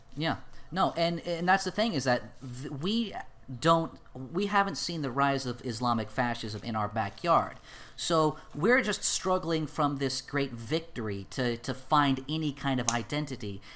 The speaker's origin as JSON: {"language": "English", "country": "United States", "said": "I'm an American"}